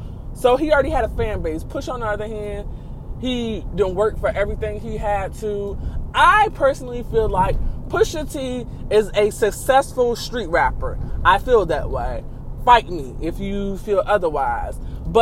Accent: Virginia, United States; He from Virginia, I'm from Virginia.

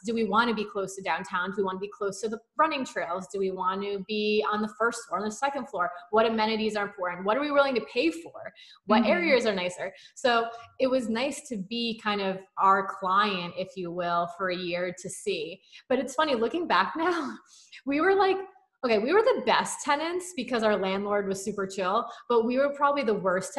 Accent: New Jersey, United States; And I'm from North Jersey, Kyle's from South Jersey, or excuse me, Central Jersey.

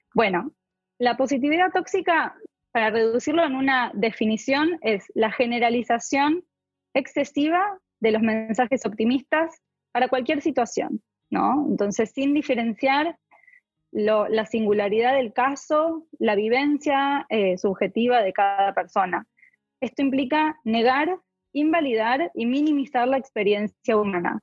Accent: Argentina; moved away; Yo soy de Argentina

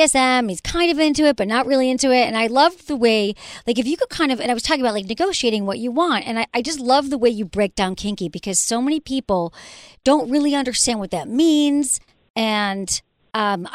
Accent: Michigan, United States; I'm from Michigan

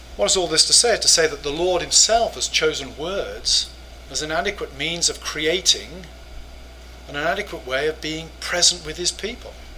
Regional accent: England, United Kingdom; moved away as an adult; now in United States; as an English person

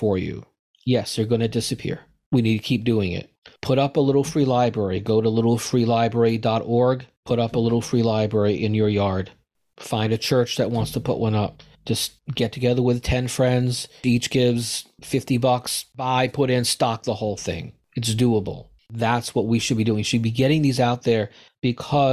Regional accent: United States; As an American, as a Jew

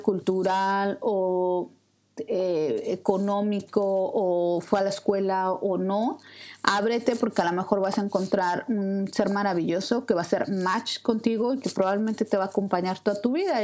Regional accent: Mexico City, Mexico; moved away as an adult; Yo soy de la Ciudad de México

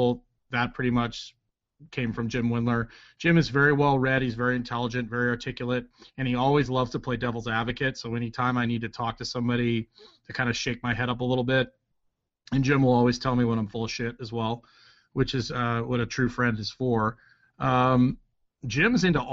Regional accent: Edmonton, Alberta, Canada; moved away as an adult; also born or lived in Redding, California / Lynchburg, Virginia; now in United States; I haven't been home since 2001, Edmonton, Alberta

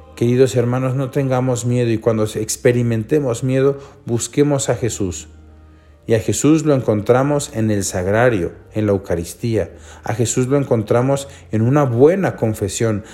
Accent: Mexico; nosotros como mexicanos

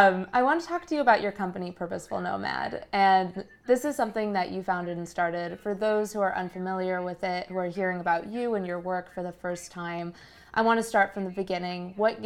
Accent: Colombia; moved away; I'm originally from there. I go there once or twice a year. I'm absolutely in love with my home country.

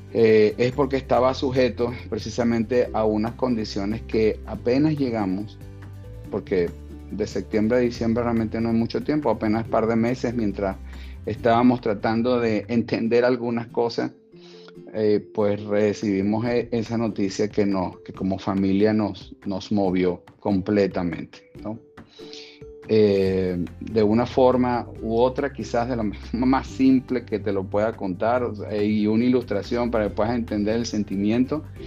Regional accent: Venezuela; moved away as an adult; en mi país natal, en Venezuela

